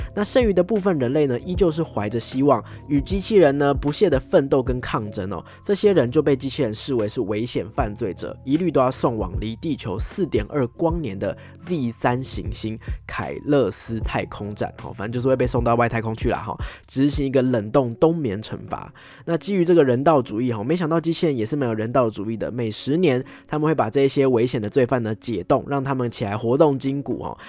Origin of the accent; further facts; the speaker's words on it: Taipei, Taiwan; 身为一个台北人